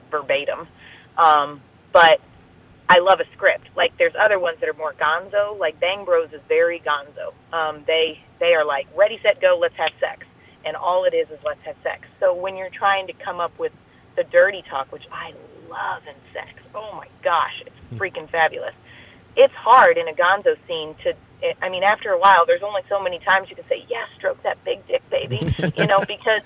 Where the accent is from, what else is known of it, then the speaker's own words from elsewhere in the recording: Midwest, United States; accent: Midwest; I'm from the Midwest